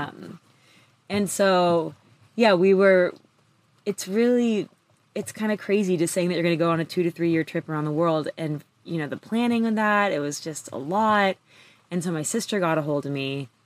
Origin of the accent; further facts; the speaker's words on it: Santa Monica, California, United States; I grew up in California, like in LA area, Santa Monica